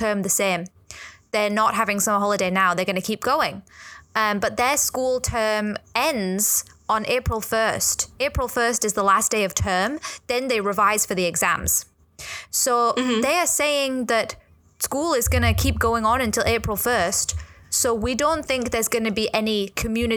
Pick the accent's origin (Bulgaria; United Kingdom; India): United Kingdom; England; now in Hong Kong; I'm white. I'm from England.